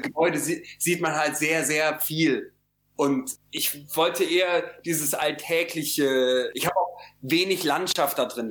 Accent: Cologne, North Rhine-Westphalia, Germany; für mich als Kölner

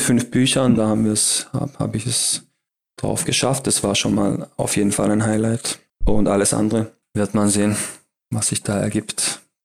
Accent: Heilbronn, Baden-Württemberg, Germany; also born or lived in Berlin; meine Heimatstadt hier, auf Heilbronn

